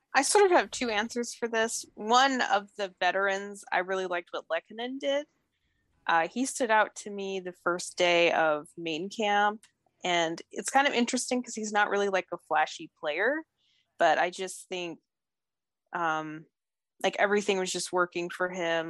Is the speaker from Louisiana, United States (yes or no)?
no; Denver, Colorado, United States; I'm from Denver, so I've always been a Colorado sports fan